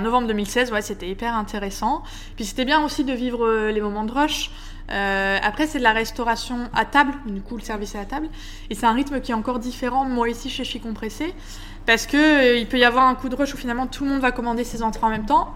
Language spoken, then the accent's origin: French; Lille, Hauts-de-France, France; moved away as an adult; also born or lived in Paris; je suis lilloise d'origine